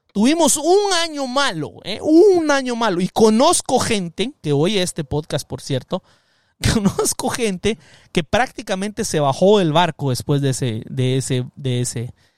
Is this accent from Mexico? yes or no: no; Guatemala; now in Los Angeles, United States; soy Chapín